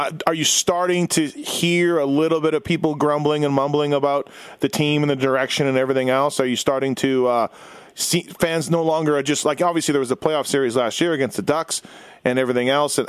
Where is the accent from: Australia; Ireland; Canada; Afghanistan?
Canada; Winnipeg, Manitoba; moved away; I grew up in Winnipeg and going to Jet games